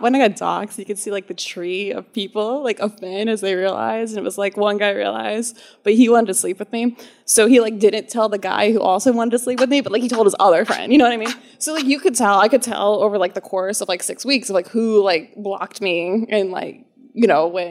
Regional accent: Alexandria, United States; also born or lived in Annapolis, Maryland; I'm from Alexandria

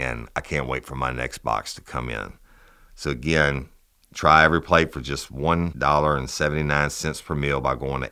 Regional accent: South Louisiana, United States; we're from South Louisiana

